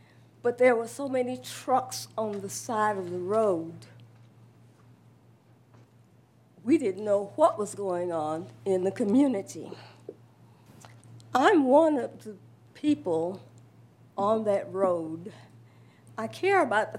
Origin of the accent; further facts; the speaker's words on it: United States; I was born on Bill Carter Road in a house, one house away from the property